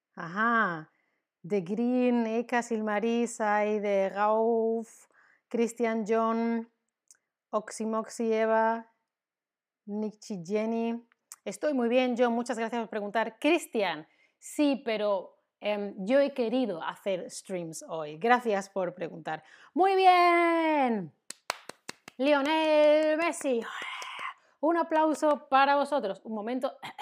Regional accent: Spain; soy española, soy de España

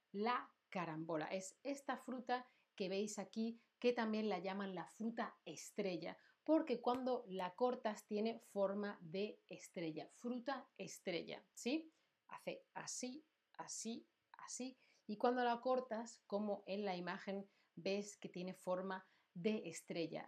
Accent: Andalusia, Spain; yo soy de Andalucía

